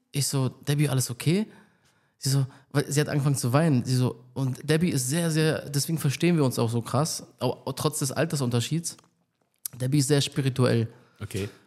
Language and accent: German; Berlin, Germany; ähm, bin aus Berlin, also ich bin hier aufgewachsen, ich bin seit äh, äh hier.